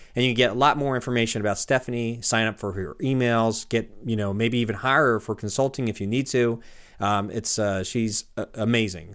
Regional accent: San Diego, California, United States; moved away as an adult; also born or lived in Los Angeles; now in Portland, United States; I was from San Diego and spent a lot of time in L.A.

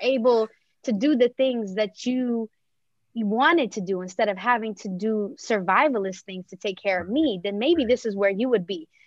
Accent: Montgomery County, Maryland, United States; growing up in Montgomery County, Maryland, which is actually has some of the most diverse cities in the nation.

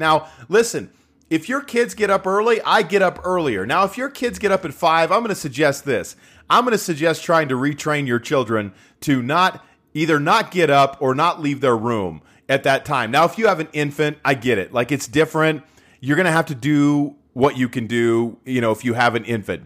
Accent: Utah, United States; I'm from Utah

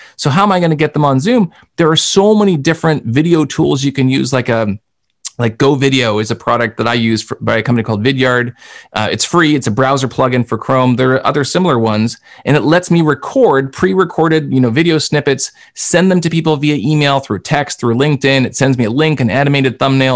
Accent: Canada; accent: Canadian; I'm Canadian. You can tell by my accent, I say process and project and those kinds of things.

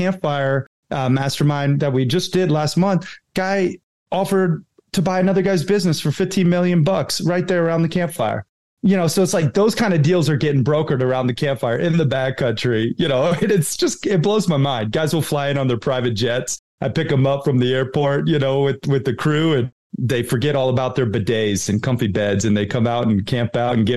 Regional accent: Red Lodge, Montana, United States; also born or lived in Sarasota, Florida; I grew up half in Red Lodge, Montana on my father's ranch, you know, camping, fishing, hunting, hiking, playing cowboy. And then my mom lived in Sarasota, Florida. So I was half surf and skate

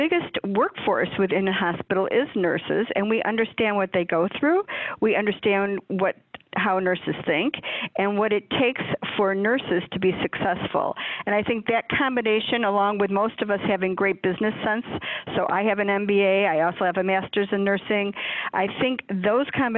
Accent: Chicago, Illinois, United States; I am from the Chicagoland area my entire life, never lived anywhere else

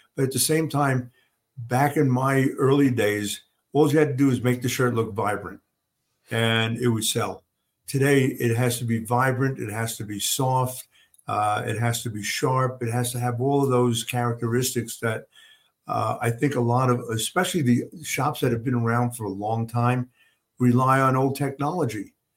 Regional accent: New York, United States; moved away; also born or lived in Oklahoma / Kalamazoo, Michigan; growing up in New York

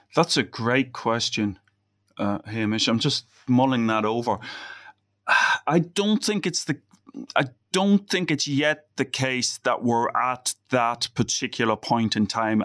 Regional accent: Ireland; moved away; being Irish

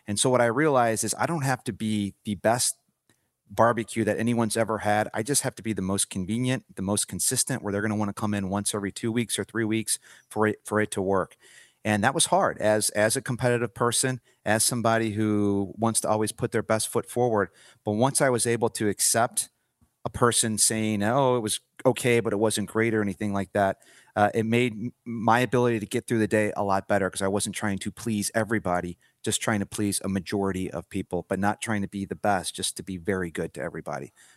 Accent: St. Louis, Missouri, United States; moved away as an adult; now in Denver, United States; born and raised in Saint Louis, Missouri.

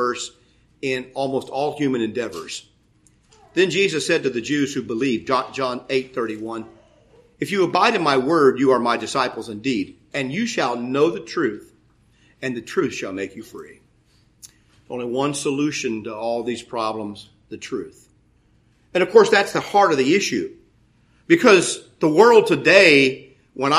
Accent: United States; I'm born in the United States in the middle of the 20th century, 1952. I was born. I live in that time. I'm an American and educated in that culture.

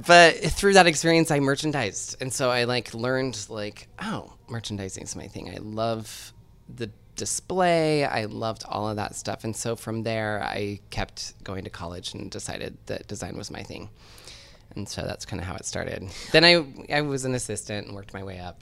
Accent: Seattle, Washington, United States; I grew up in Seattle

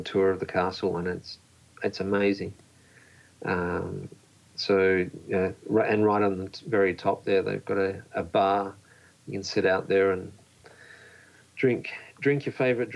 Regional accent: Australia; moved away; also born or lived in Poland; I was actually born in Poland and grew up in Australia.

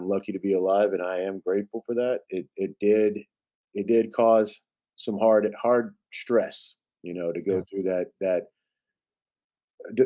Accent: United States; I'm just an American that loves this country, and I served my country in the United States Marine Corps

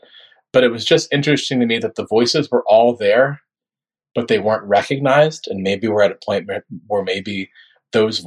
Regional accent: Northern Florida, United States; I grew up in Florida, but I grew up in Northern Florida, which is much more like Southern Georgia than it is the Miami people or Palm Beach people know

